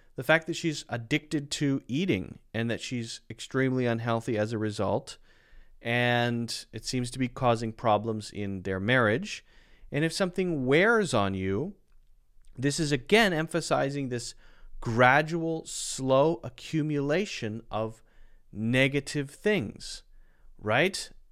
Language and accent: English; United States; I'm from the United States